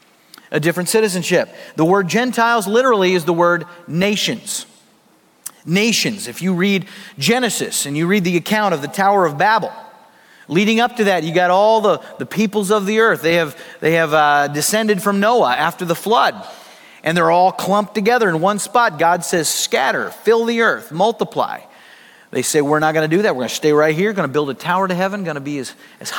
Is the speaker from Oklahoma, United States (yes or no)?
yes; Oklahoma, United States; I was born in Oklahoma. I am an American by birth